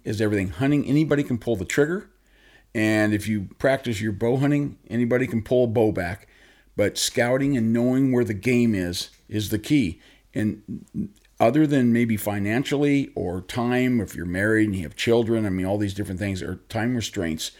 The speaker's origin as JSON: {"language": "English", "town": "Long Beach", "region": "California", "country": "United States", "tie": "born or raised there", "said": "I was born and raised in Southern California. I, uh, Long Beach"}